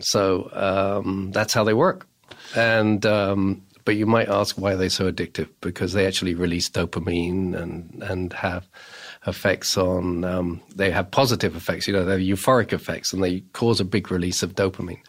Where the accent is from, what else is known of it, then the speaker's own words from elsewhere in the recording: England, United Kingdom; moved away as an adult; now in United States; I come from England and I started my opiate research in England.